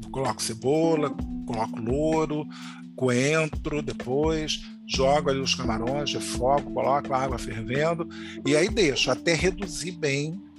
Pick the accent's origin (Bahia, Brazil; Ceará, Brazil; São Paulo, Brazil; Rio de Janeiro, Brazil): Bahia, Brazil; porque eu sou baiana, sou arretada, sou isso, sou aquilo.